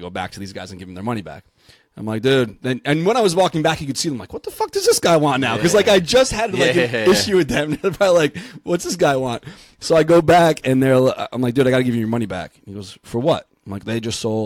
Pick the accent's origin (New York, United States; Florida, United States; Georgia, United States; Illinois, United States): New York, United States; I'm from New York